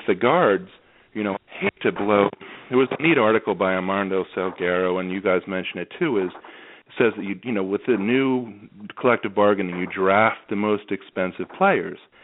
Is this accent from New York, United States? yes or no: yes; New York, United States; now in Asheville, United States; I grew up in Midtown Manhattan